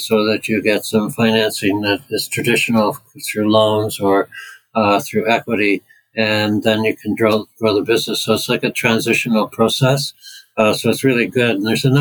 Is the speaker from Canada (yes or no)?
yes; Canada; moved away as an adult; now in United Kingdom; I'm from Canada